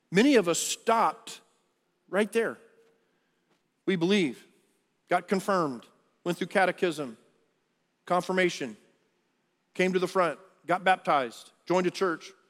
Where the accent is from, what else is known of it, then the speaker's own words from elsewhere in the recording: Texas, United States; i was born in Texas. I'm, a, I'm from the South